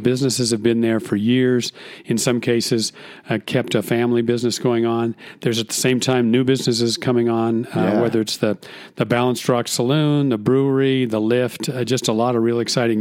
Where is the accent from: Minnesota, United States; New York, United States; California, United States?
California, United States; Bishop; also born or lived in Washington, D.C.; now in Mono County, United States; I was raised in Bishop. I wasn't born there, but I spent 9 years growing up in Bishop